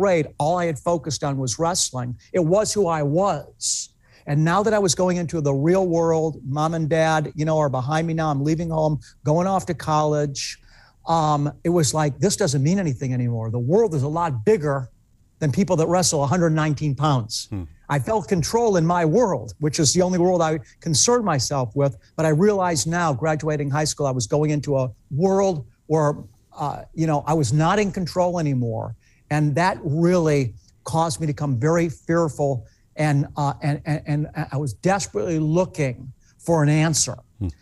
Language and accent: English; United States; also born or lived in Pepper Pike, Ohio; As an American